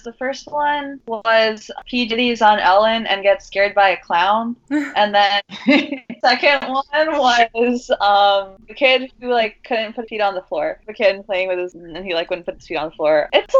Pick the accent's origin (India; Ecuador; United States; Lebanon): Lebanon; Also a queer Lebanese person.